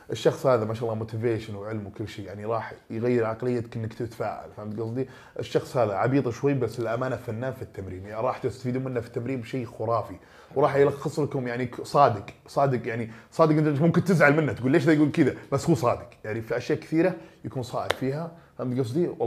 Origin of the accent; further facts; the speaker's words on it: Eastern Province, Saudi Arabia; من الشرقيه مره كويس انا من الشرقيه